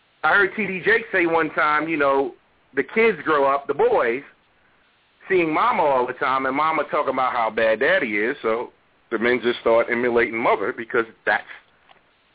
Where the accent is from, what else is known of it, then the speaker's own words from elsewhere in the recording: New York, United States; the Section 8 I grew up on, it was in New York